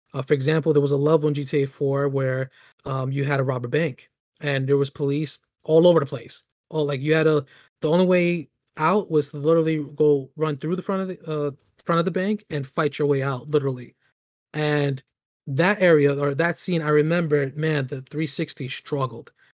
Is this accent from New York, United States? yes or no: yes; New York City, New York, United States; grew up in the Bronx